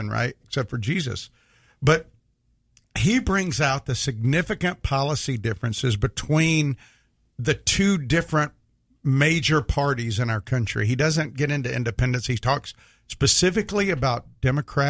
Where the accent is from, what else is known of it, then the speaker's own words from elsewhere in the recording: the South, United States; I grew up in the South with strong traditional values